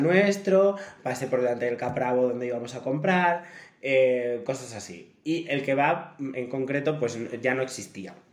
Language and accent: Spanish; El Bierzo, Castile and León, Spain; moved away as an adult; also born or lived in Cerdanyola del Vallès; la palabra pizza se dice pizza porque somos del Bierzo